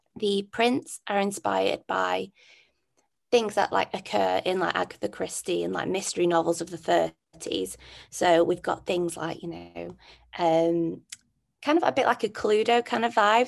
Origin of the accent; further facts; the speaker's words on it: Manchester, North West England, United Kingdom; I'm from Manchester.